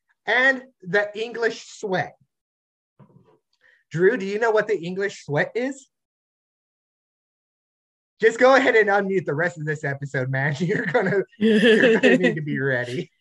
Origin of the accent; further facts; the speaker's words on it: United States; I'm American. I don't speak French at all